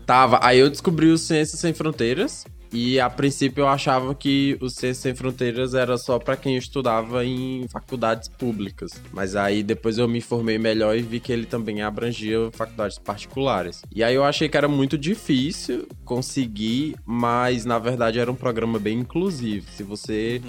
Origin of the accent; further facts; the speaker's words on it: Pernambuco, Brazil; Pernambucano aqui sou eu